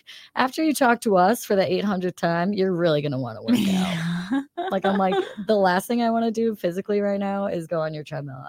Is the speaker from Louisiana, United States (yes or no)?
no; Queensbury, New York, United States; I'm from Queensbury, which is like right near there.